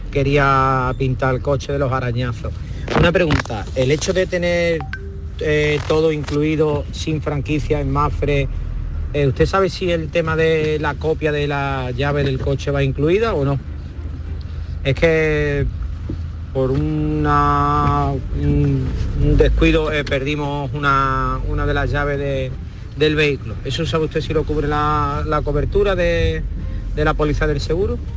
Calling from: Málaga, Andalusia, Spain; soy cliente de, llamo de Málaga

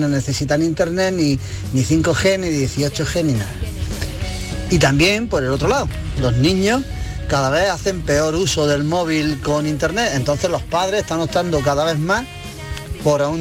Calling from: Granada, Andalusia, Spain; Buenas tardes, soy … de Granada.

